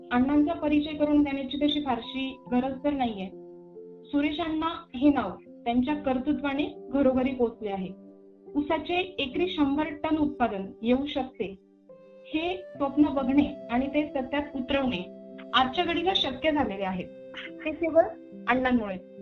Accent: Jalgaon, Maharashtra, India; मी स्वतः जळगावची आहे

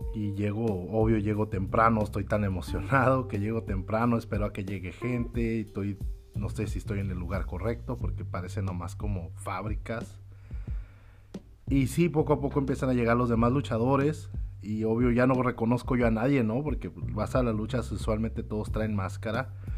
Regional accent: Tijuana, Baja California, Mexico; now in United States; yo crecí en Tijuana, soy nacido en la ciudad de Tijuana

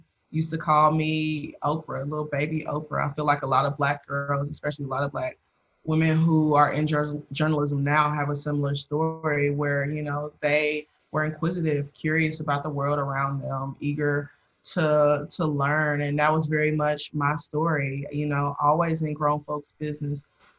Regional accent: Dayton, Ohio, United States; moved away as an adult; I'm from Ohio originally. So my view of what Blackness was very limited because of, you know, Dayton, Ohio

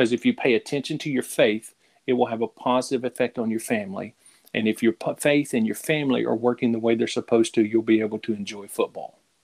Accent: Middle Tennessee, United States; also born or lived in Florida; now in Louisiana, United States; I grew up in Tennessee, uh, in Middle Tennessee, and, and, spent years there, and then ended up in Louisiana by way of Florida

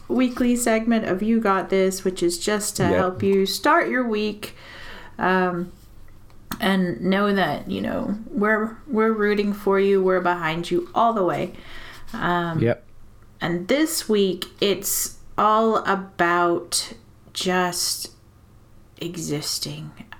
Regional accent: Texas, United States; moved away; I'm also from Texas

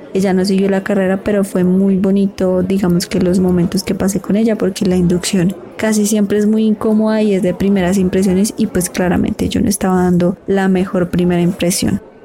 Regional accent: Girardot, Cundinamarca, Colombia; also born or lived in Ibagué; soy de Girardot

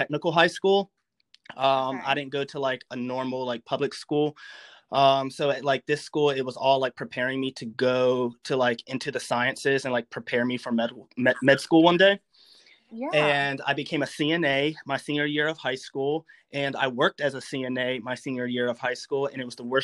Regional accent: Maryland, United States; moved away as an adult; also born or lived in North Carolina; now in Lynchburg, United States; I grew up in Maryland.

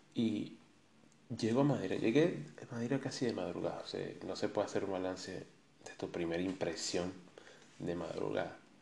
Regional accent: Caracas, Capital District, Venezuela; moved away as an adult; also born or lived in Medellín, Colombia; now in Madeira, Portugal; nací en Caracas

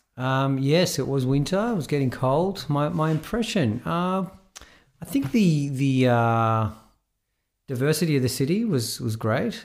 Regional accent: Sydney, New South Wales, Australia; also born or lived in Israel; now in Melbourne, Australia; Sydney, yeah, originally from Israel. I was born in Israel, and at the age of ten, uh, my family reloc-, relocated to Sydney

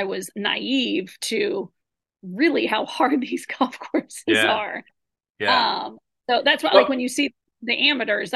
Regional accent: United States; we're from the United States

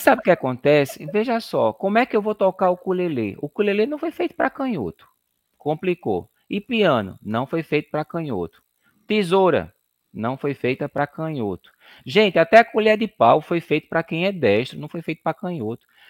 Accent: Recife, Pernambuco, Brazil; Eu e Sinara, nós somos de Recife, Pernambuco

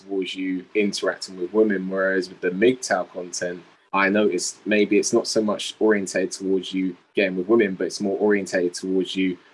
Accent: England, United Kingdom; I'm from England

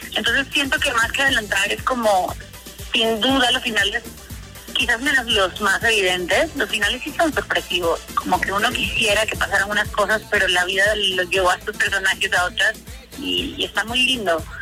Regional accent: Venezuela; yo soy venezolana

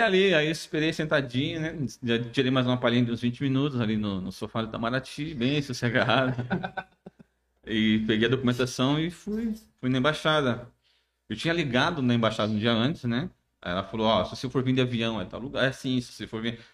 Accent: Iguape, São Paulo, Brazil; eu sou de Iguape

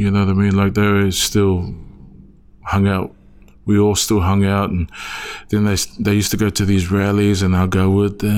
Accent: Wellington, New Zealand; born and raised in Wellington, New Zealand. Samoan family, religious background.

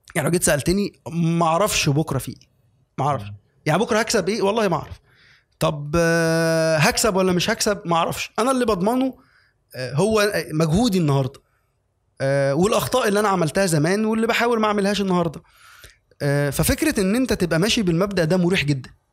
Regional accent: Egypt; عندنا في مصر

